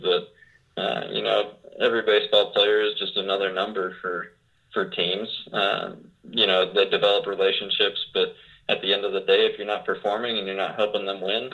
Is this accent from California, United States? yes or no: no; Arizona, United States; also born or lived in Puyallup, Washington; I was born in Puyallup, Washington, and lived just south of Seattle for 6 or 7 years of my life. And then parents moved out to Arizona